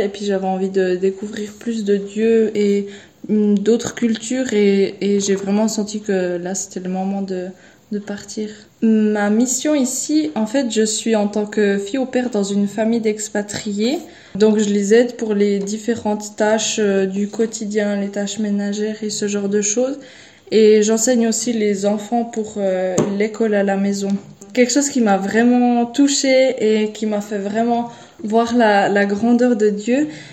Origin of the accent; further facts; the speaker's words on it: Switzerland; moved away as an adult; now in Guinea; je viens de la Suisse